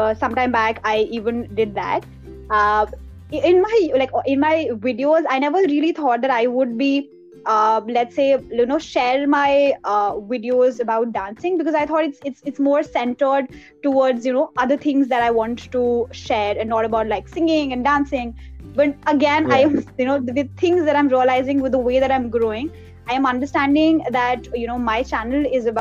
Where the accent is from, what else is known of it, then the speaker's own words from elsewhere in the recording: Pangu, Uttarakhand, India; moved away; my hometown, and that is Pangu, that's in Uttarakhand